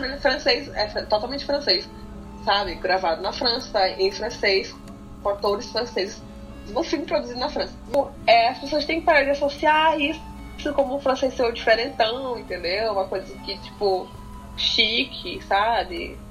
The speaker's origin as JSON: {"language": "Portuguese", "country": "Brazil", "said": "a gente é do Brasil"}